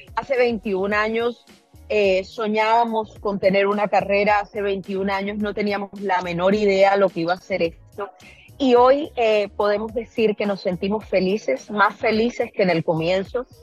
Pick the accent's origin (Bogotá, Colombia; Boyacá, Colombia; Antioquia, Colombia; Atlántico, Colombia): Atlántico, Colombia; Barranquilla; moved away; en mi tierra, en Quilla.